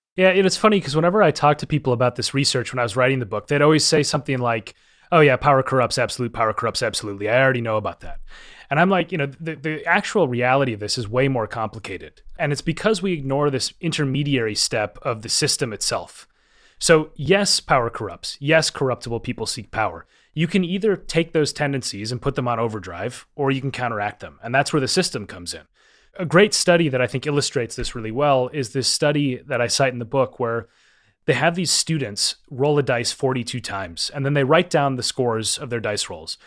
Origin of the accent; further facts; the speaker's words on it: Minnesota, United States; I grew up in Minnesota and I was a downhill ski racer